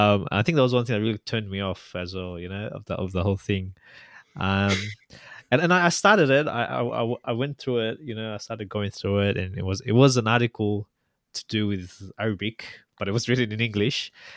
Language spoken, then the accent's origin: English; Sydney, New South Wales, Australia; knowing I was from Sydney